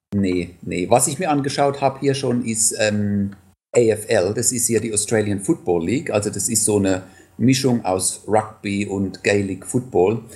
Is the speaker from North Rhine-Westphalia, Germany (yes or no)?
no; Landau, Rhineland-Palatinate, Germany; moved away; ich komme ursprünglich aus Landau oder aus der Nähe von Landau, aus einem kleinen Weindorf, Nussdorf